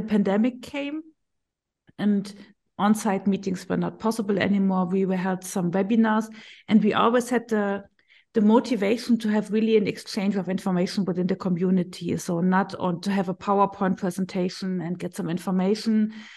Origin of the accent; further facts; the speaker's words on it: Berlin, Germany; I'm from Berlin. I'm working for Link Medical